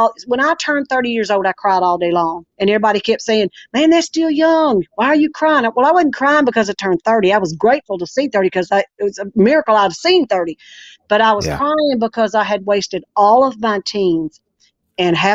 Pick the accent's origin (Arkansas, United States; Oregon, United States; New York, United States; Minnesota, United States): Arkansas, United States; I was born and raised here in Arkansas